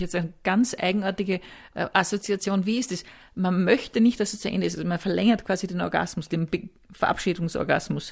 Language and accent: German; Upper Austria, Austria; moved away; ich komme aus Oberösterreich